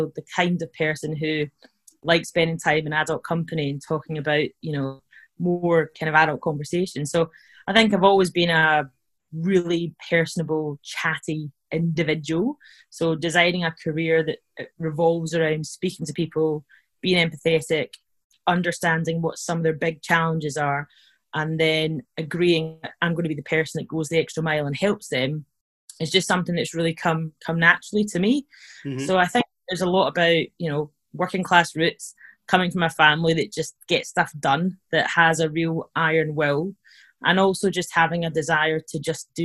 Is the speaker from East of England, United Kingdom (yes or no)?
no; Scotland, United Kingdom; you probably can tell I'm from Scotland